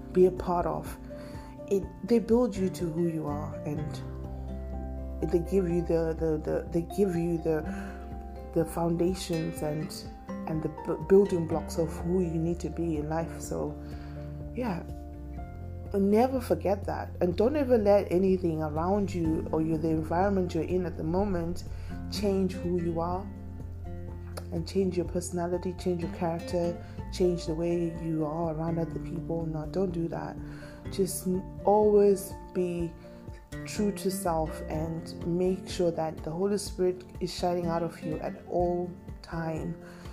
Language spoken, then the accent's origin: English; Harare, Zimbabwe; moved away; I will continuously act like where I was raised. And I'm a G Park B. baby all through and through. You know, Greystone Park every day, all day